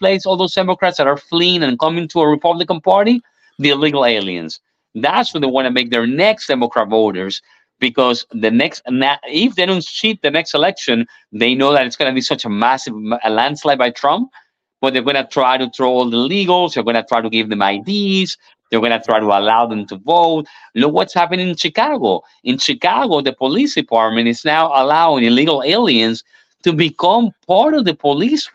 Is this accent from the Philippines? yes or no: no; Venezuela; now in United States; I'm Venezuelan national. I was born in Venezuela